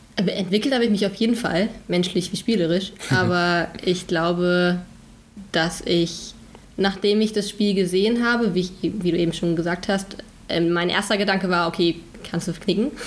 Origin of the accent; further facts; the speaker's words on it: North Rhine-Westphalia, Germany; ich komme aus dem wundervollen Nordrhein-Westfalen. Mhm. vom Niederrhein ähm, aus einem kleinen Dorf.